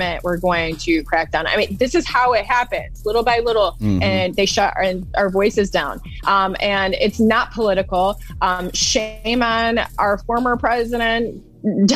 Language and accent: English; Toledo, Ohio, United States; moved away as an adult; now in Texas, United States; growing up in Toledo, especially like me living in a suburb